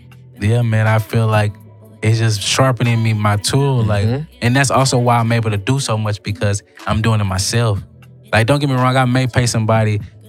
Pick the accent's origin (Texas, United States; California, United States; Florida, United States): Texas, United States; Houston; I'm from South Park.